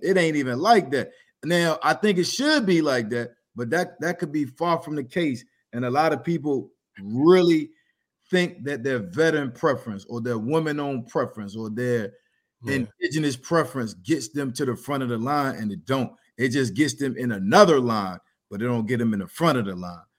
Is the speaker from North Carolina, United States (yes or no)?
no; Norfolk, Virginia, United States; I'm from Norfolk